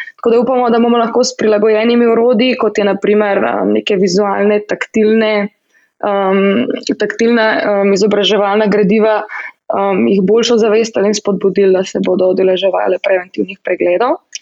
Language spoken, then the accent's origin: Slovenian; Slovenia; moved away as an adult; now in United States